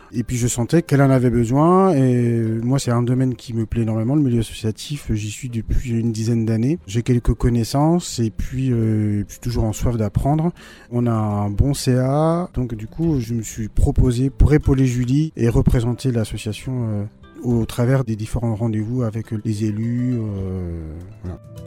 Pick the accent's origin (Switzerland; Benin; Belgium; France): France; Brittany; moved away as an adult; now in Hasparren, France; je suis breton